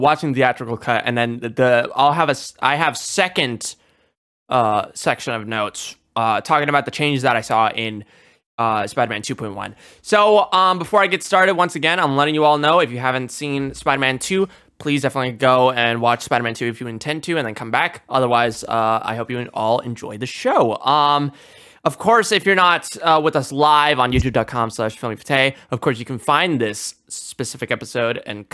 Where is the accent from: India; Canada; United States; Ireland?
India; being Indian